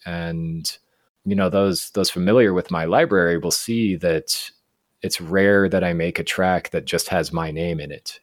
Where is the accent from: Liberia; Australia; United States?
United States; Fort Collins, Colorado; moved away as an adult; now in Guatemala; I grew up in Colorado, in Fort Collins